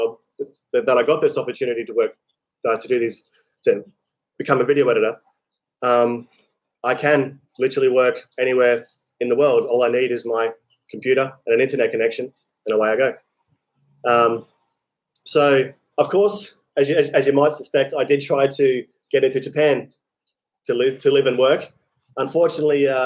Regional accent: Australia; moved away as an adult; also born or lived in Vietnam; So I leave Vietnam, go back to Australia. I say to my parents, when I went back to my hometown

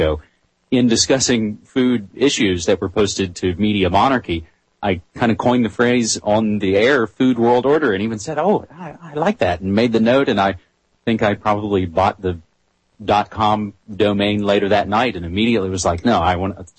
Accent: West Virginia, United States; moved away as an adult; now in Portland, United States; I come from a college radio background in my home state of West Virginia, but I've been in Portland, Oregon for over 6 years now

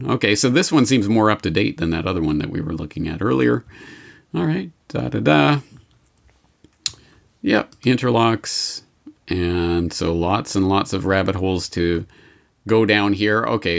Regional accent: Canada; I'm Canadian, folks, honest.

